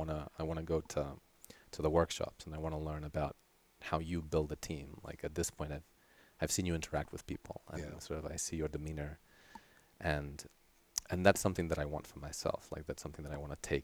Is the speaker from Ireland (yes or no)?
no; Terrassa, Catalonia, Spain; first language Catalan; English is a second language; also born or lived in Sydney, Australia; now in Tucson, United States; I grew up primarily close to Barcelona in this city called Terrassa. And so that means I'm primarily Catalan. Catalan is my mother tongue